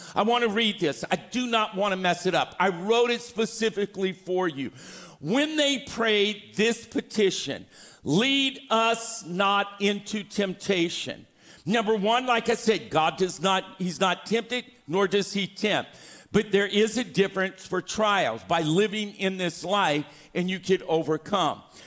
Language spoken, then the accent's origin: English; Louisiana, United States; now in California, United States; I'm from Louisiana